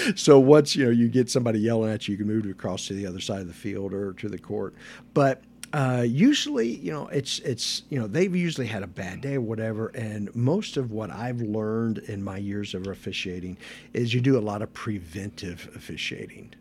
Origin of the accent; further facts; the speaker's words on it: Florence, Kentucky, United States; moved away as an adult; also born or lived in Knoxville, Tennessee; now in Madison, United States; originally, I grew up in Florence, Kentucky, which is just down the river a little bit